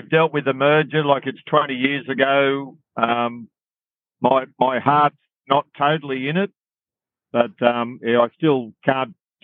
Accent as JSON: {"language": "English", "region": "New South Wales", "country": "Australia", "tie": "born or raised there", "moved": "yes", "said": "my hometown, Walker"}